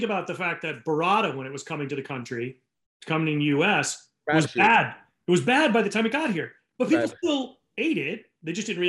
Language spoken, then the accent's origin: English; Rhode Island, United States; I grew up in Rhode Island